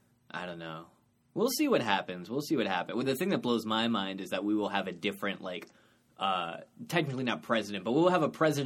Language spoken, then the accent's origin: English; New York, United States; I'm from New York.